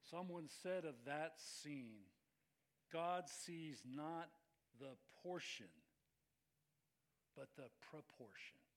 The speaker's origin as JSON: {"language": "English", "region": "Scotland", "country": "United Kingdom", "said": "I'm Scottish, right?"}